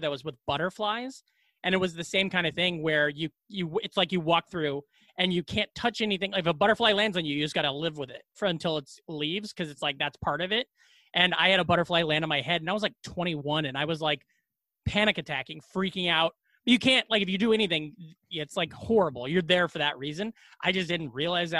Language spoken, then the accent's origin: English; Glenwood, Iowa, United States; also born or lived in Ames, Iowa / Des Moines, Iowa; I am from Iowa. I'm from Glenwood, Iowa